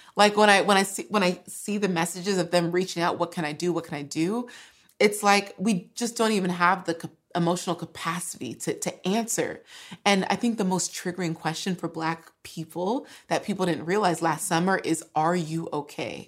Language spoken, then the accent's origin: English; California, United States; first language English; I grew up in California